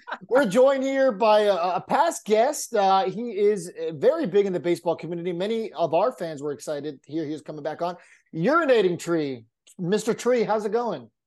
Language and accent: English; San Diego, California, United States; growing up in San Diego, my dad being a Padres fan